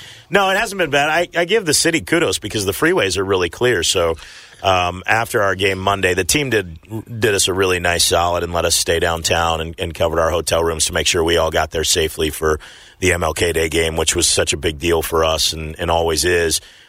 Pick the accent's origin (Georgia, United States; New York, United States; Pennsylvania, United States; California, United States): California, United States; moved away as an adult; now in Memphis, United States; growing up in California, I would ski in Lake Tahoe